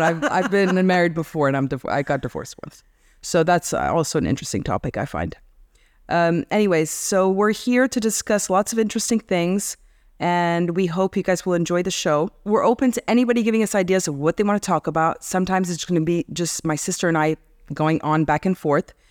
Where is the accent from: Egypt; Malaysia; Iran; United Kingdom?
Egypt; also born or lived in Kuwait / United States; We grew up in Kuwait, Egypt